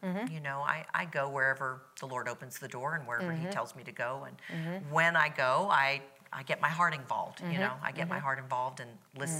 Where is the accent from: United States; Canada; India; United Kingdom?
United States; Hawaii; now in Florida, United States; Well, I grew up in Hawaii